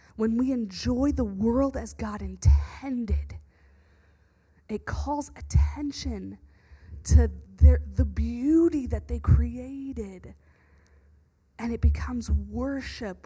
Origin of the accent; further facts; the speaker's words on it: the South, United States; moved away; Where I grew up in the South